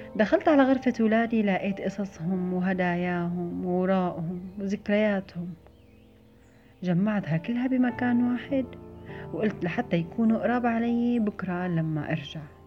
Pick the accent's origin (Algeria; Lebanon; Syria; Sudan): Syria; moved away as an adult; وقت طلعت من سوريا